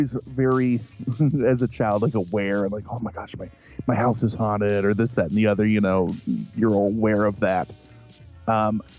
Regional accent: Central Illinois, United States; I'm from Central Illinois. So if you walk out our back door, 100 feet away is the beginning of the cemetery.

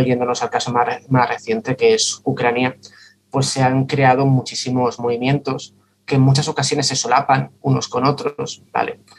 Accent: Santa Coloma de Gramenet, Catalonia, Spain; soy de, soy de Santa Coloma de Gramanet

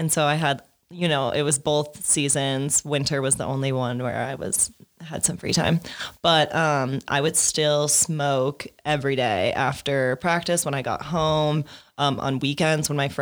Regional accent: Midwest, United States; now in Denver, United States; I grew up in the Midwest, where it's also, you know, still very stigmatized

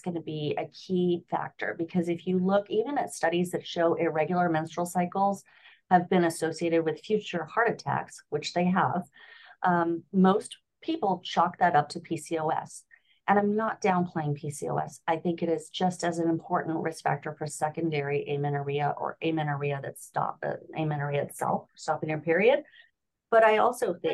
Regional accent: Southern California, United States; moved away as an adult; also born or lived in Los Angeles; now in Florida, United States; I grew up in Southern California

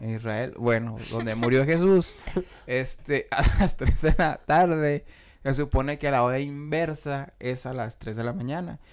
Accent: Tangancícuaro, Michoacán, Mexico; moved away; yo soy de, de Tangancico, a Michoacán

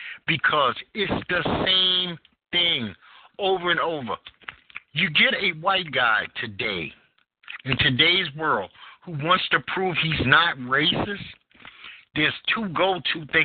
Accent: New York City, New York, United States; now in North Carolina, United States; I am from Bed-Stuy, Brooklyn, New York, in the heart of the crack epidemic

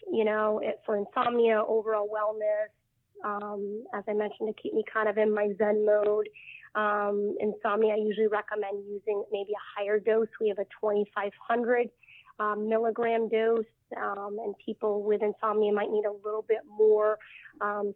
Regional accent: Maine, United States; I grew up in Maine

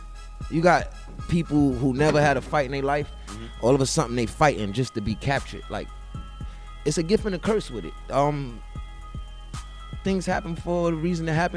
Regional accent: New York City, New York, United States; I'm actually from the Bronx

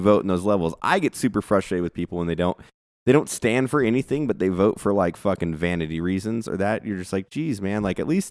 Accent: California, United States; moved away; I'm born and raised in California

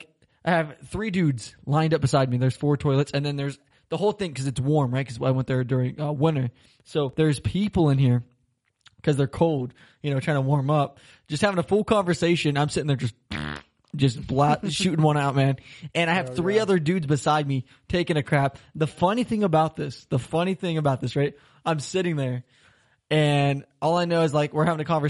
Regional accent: Florida, United States; moved away as an adult; now in Germany; I'm from Florida. It's always 80, 90 degrees

